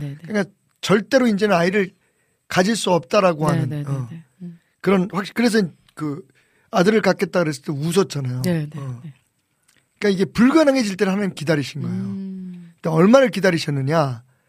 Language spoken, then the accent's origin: Korean; Seoul, South Korea; 나 전남 출신 아닌데 나는 우리 아버님은 북청이고 저는 서울이고